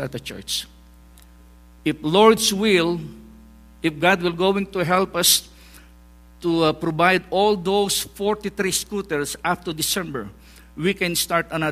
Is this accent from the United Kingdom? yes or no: no; northern Philippines, Philippines; English is a second language; moved away as an adult; now in Cambodia; I was born in the Philippines